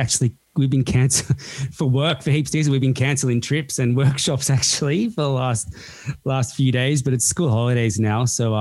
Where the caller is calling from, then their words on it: Sydney, New South Wales, Australia; I'm recording from Eora land, actually.